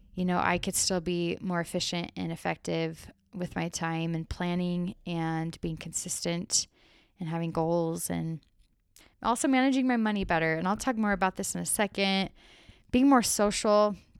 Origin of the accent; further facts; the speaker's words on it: Arizona, United States; I grew up that way in Arizona. I lived in a smaller town in the country in Arizona